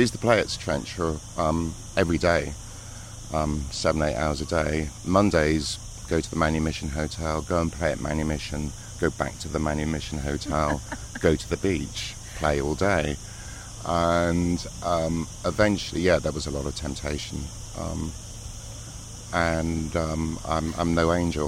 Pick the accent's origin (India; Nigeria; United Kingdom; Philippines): United Kingdom; England; being English, you know, we've got a really strong culture of music